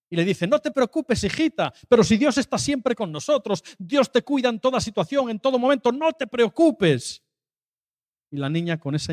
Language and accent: Spanish; Seville, Andalusia, Spain; me acordaba de lo que comentabas tan lejos de mi tierra y de mi casa, porque yo estaba hablando de que en Sevilla también nieva.